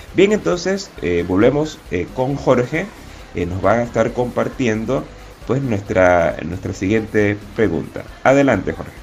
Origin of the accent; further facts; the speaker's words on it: David, Chiriquí, Panama; la parroquia Catedral San José de David, de donde soy oriundo